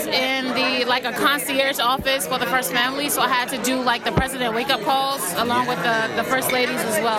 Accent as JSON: {"language": "English", "town": "Oxon Hill", "region": "Maryland", "country": "United States", "said": "I'm from Oxon Hill, Maryland."}